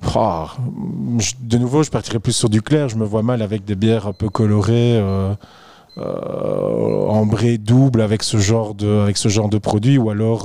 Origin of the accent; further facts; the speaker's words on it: Belgium; en tant que belge